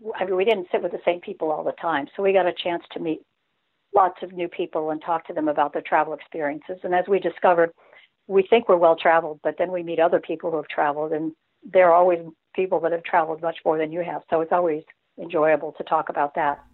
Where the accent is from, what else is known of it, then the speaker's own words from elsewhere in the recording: Redondo Beach, California, United States; now in South Carolina, United States; we're from Redondo Beach